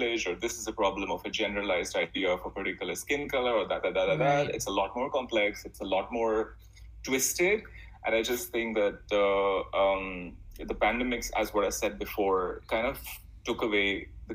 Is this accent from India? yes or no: yes; India; now in Bali, Indonesia; I'm coming from India